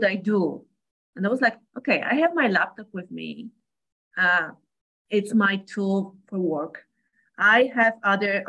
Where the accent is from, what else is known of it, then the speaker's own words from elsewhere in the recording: Poland; first language Polish; English is a second language; I'm a skin sensei and I come from Poland